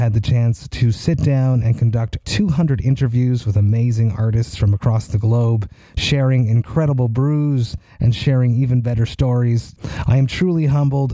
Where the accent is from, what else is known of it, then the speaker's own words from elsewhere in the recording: Montreal, Quebec, Canada; I am from Montreal, Quebec, Canada, and here in Quebec